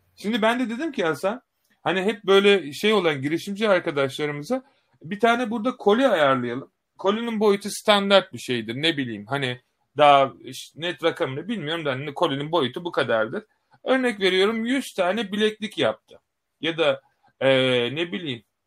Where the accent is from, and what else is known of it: Turkey